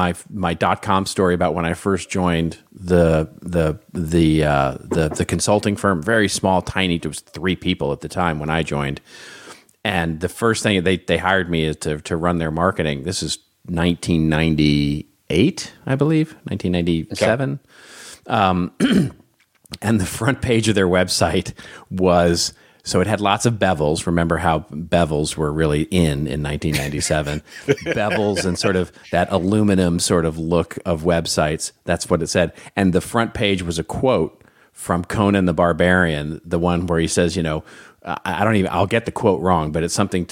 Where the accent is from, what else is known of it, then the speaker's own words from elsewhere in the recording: Texas, United States; Country music has been a passion of mine since I grew up in Texas.